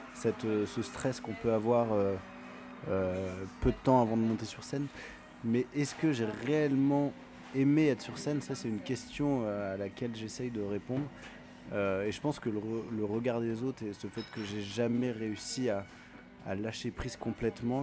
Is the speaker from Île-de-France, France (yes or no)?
yes; Paris region, Île-de-France, France; j'ai grandi euh, sur Paris, en, région parisienne, à côté de Paris